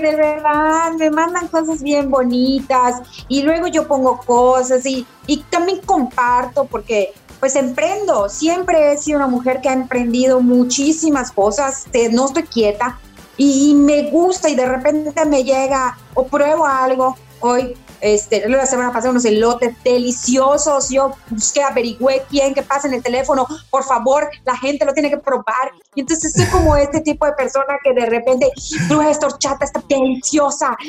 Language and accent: Spanish; Yucatán, Mexico; soy esa típica yucateca